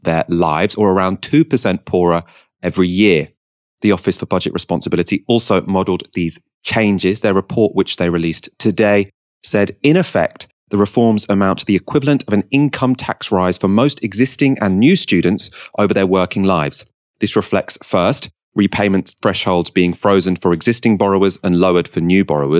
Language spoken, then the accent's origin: English; Waltham Forest, London, United Kingdom; I'm from Waltham Forest